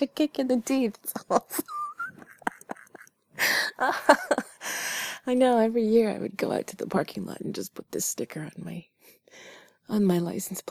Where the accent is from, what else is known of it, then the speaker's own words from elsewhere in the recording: Canada; I was born in Canada